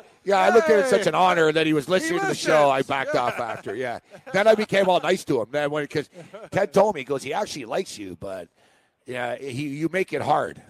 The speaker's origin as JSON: {"language": "English", "town": "Montreal", "region": "Quebec", "country": "Canada", "said": "Except, like I said, I'm from Montreal. I kind of know him. I know the same people."}